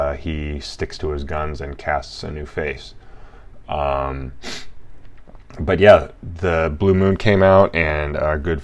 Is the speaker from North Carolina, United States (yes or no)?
no; Colorado, United States; now in Los Angeles, United States; I was born in Colorado